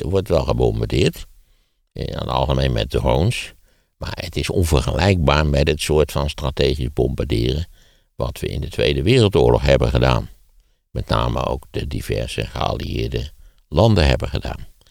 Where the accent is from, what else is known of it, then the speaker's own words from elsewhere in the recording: Wageningen, Gelderland, Netherlands; in de Wageningen waar ik ben opgegroeid had je een puinberg